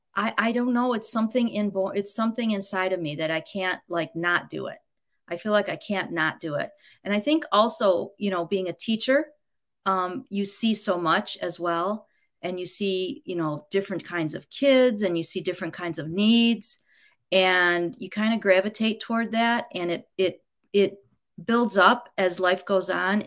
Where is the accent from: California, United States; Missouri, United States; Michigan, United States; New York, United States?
Michigan, United States; Grosse Pointe; I was born in Grosse Pointe, Michigan